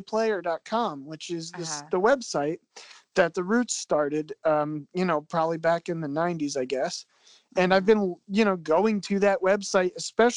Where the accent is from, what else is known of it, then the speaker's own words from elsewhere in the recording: Philadelphia, Pennsylvania, United States; I'm from Philadelphia